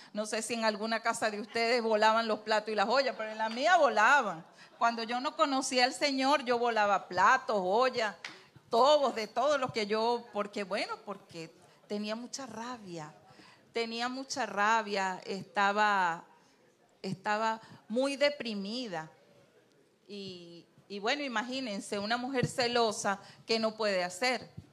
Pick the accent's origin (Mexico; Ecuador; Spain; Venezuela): Venezuela; Trujillo; moved away as an adult; now in Santo Domingo, Dominican Republic; nosotros somos andinos, yo soy andina, David es guaro, David es de Lara y yo soy de Trujillo.